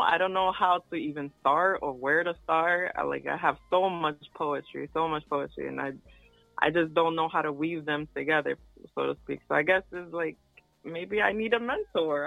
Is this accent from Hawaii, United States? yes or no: no; Connecticut, United States; I'm from Connecticut